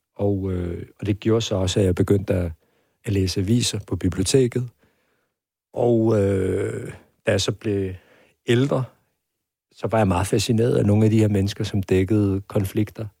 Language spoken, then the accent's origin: Danish; Hvidovre, Capital Region of Denmark, Denmark; jeg voksede op ude i Avedre Stationsby